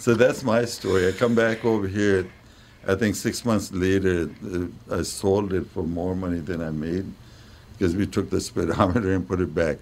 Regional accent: New Delhi, Delhi, India; moved away as an adult; now in United States; I'm from New Delhi

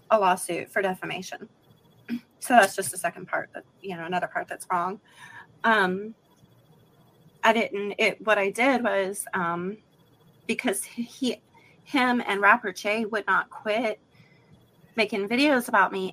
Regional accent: West Coast, United States; now in Alabama, United States; I live in Alabama, but I'm sure you guys can tell by my accent I'm not from Alabama. I'm from the West Coast.

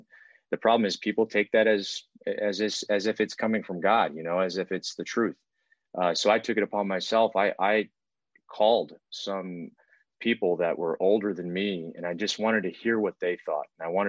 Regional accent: Houston, Texas, United States; also born or lived in Italy; being in Houston, you know, my entire life. I've played sports. I was born overseas in Italy.

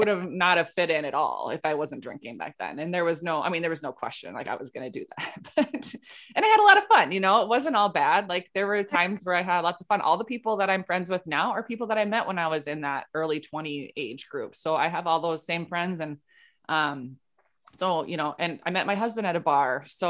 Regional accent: Rochester, Minnesota, United States; yeah, I'm from Minnesota, so I live in Minnesota, Rochester, Minnesota

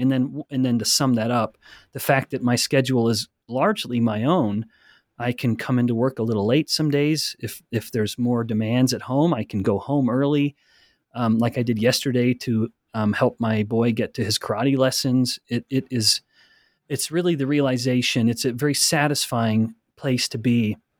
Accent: Alberta, Canada; I'm from Alberta, Canada. I, I, I was raised, born and raised in a very small town

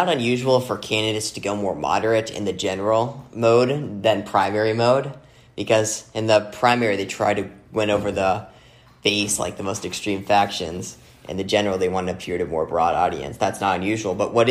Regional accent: Arizona, United States; my home state of Arizona.

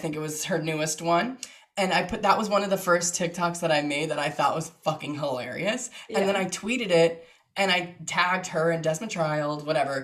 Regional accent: Long Island, New York, United States; I am from Long Island, New York

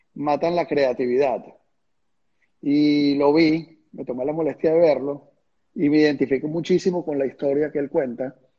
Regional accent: Venezuela; moved away as an adult; hasta el día que me fui de Venezuela

